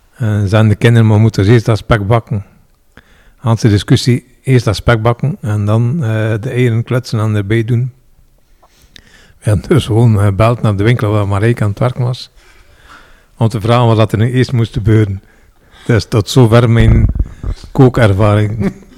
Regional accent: Roeselare, Flanders, Belgium; also born or lived in Ghent; Dus niet geboren en getogen in Roeselaar, maar wel getogen.

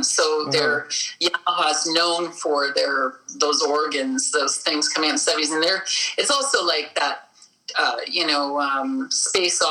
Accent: Winnipeg, Manitoba, Canada; I'm from Winnipeg

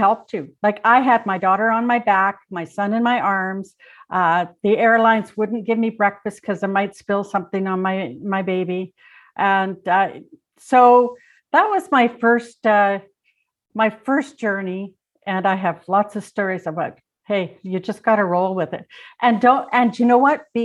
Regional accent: Manitoba, Canada; moved away as an adult; I grew up in Manitoba. My dad was a conservation officer. We moved about every 3 years, but to small communities within the province.

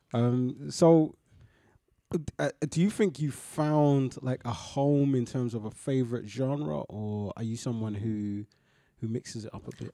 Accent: London, United Kingdom; being born and raised in London

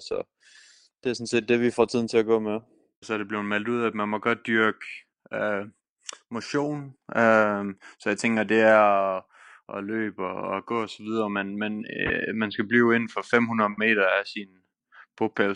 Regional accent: Denmark; moved away; hjemme i Danmark

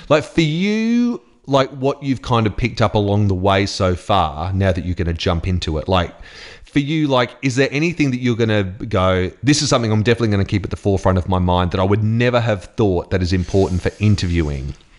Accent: Queensland, Australia; moved away; I grew up in Queensland

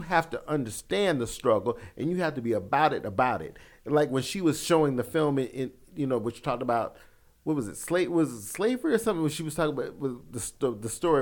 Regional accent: the South, United States; I grew up in the South

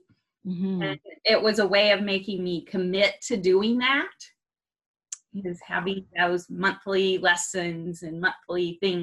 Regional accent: Oklahoma, United States; also born or lived in Atlanta, Georgia / Montreal; now in Fort Worth, United States; we were in Montreal area for, I like to say, 5 winters. And then I grew up in Oklahoma

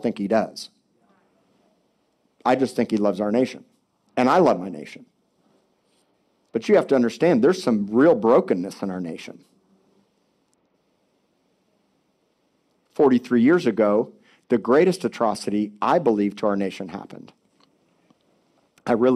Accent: Miami Beach, Florida, United States; I was born in Cedars of Lebanon Hospital in Miami Beach, 1970

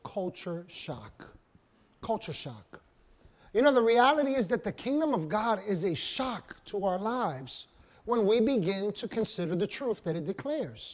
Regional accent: New York, United States; New York

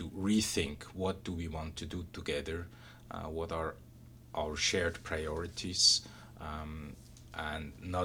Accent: Switzerland; moved away as an adult; I was born and raised in Switzerland

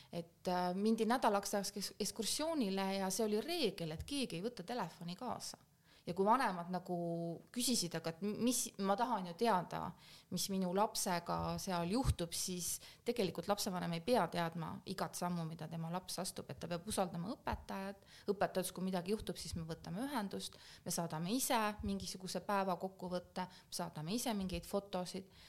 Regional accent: Estonia; moved away as an adult; also born or lived in Belgium / Kazakhstan; ma olin Eestist ära või olen Eestist ära olnud siis ähm, kuusteist aastat ja nüüd olen Eestis tagasi olnud aasta

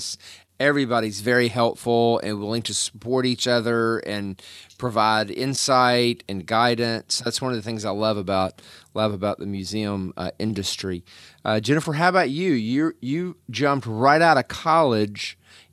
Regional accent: Memphis, Tennessee, United States; I am also from Memphis

